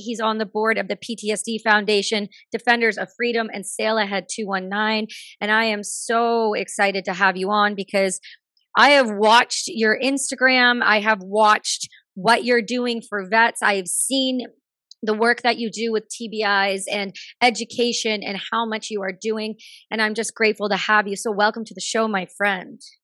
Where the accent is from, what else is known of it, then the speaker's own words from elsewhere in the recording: Canada; being a Canadian